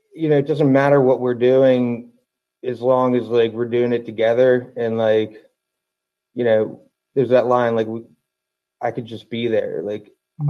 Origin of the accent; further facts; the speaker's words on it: Baltimore/DC area, Maryland, United States; also born or lived in Toledo, Ohio; I've been uh, in the Baltimore slash DC area, in between in the suburb, um, since then. So 32, 30, yeah, 32 and a half years